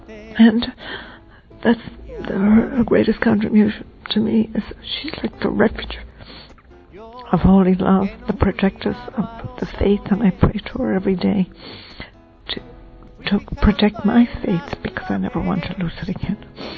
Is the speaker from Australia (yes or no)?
no; Ireland; I'm Irish. I was born in Ireland in a little countryside